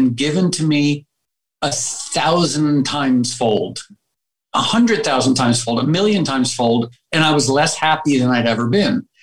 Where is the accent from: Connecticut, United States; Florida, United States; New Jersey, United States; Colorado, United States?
Connecticut, United States; Darien; also born or lived in Harlem, New York / New York; now in California, United States; I grew up there because my mom had grown up there